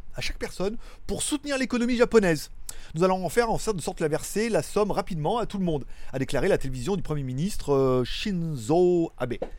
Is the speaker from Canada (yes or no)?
no; France; je suis français, j'ai vécu toute ma vie en France